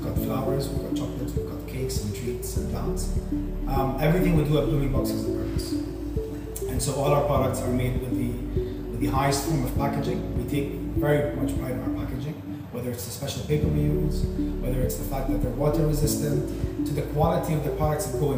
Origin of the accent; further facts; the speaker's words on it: United Arab Emirates; I was born and raised in the UAE